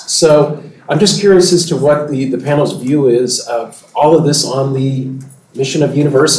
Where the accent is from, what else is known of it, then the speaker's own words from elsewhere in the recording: the South, United States; I am from the South, at least my current institution's in the Southeast